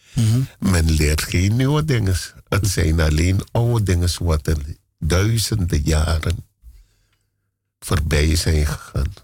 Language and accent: Dutch; Paramaribo, Paramaribo District, Suriname; moved away as an adult; now in Amsterdam, Netherlands; Ik ben in Paramaribo geboren